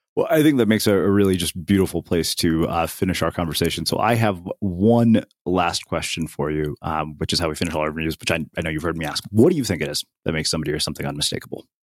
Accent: India; I'm an Indian person

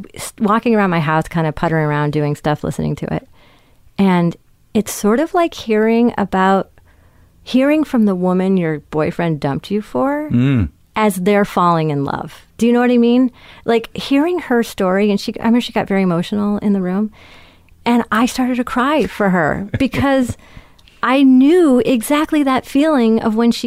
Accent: California, United States; I'm from California

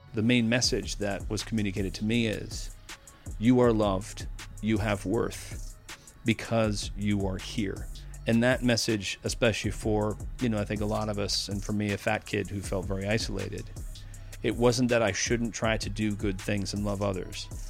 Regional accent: Needham, Massachusetts, United States; accent: Boston; I grew up in Needham, Massachusetts

